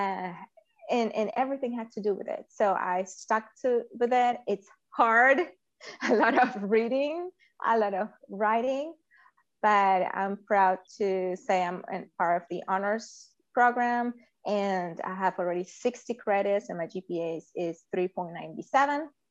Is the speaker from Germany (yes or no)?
no; Venezuela; moved away as an adult; now in United States; I was born in Venezuela and immigrated to the United States in 2002